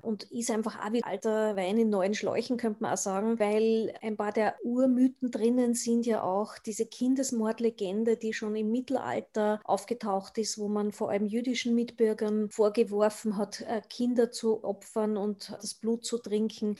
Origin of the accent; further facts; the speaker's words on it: Austria; bei uns in Österreich